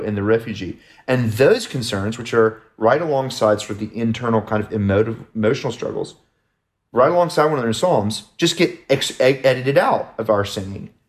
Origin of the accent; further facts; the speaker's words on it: United States; I'm an American